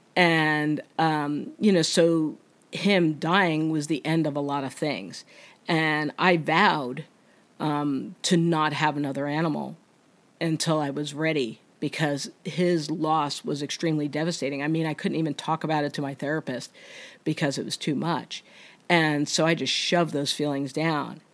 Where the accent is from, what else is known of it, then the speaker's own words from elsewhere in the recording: New Jersey, United States; I'm from New Jersey